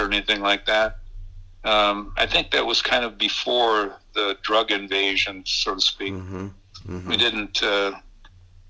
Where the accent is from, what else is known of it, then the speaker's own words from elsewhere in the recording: Minneapolis, Minnesota, United States; I was a kid from North Minneapolis